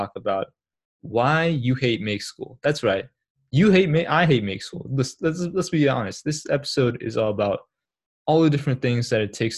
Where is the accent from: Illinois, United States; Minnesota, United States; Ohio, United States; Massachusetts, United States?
Massachusetts, United States; also born or lived in Pakistan / New York; I moved to Boston 6 months, not from Boston, to Massachusetts 6 months later